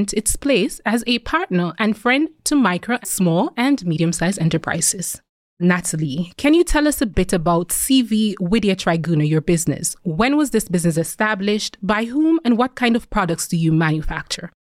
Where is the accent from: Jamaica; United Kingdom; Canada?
Jamaica; I'm also an island girl. I'm from Jamaica.